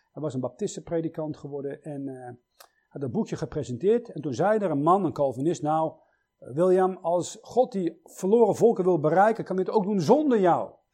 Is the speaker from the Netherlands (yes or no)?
no; Switzerland; Ik zeg, uit Zwitserland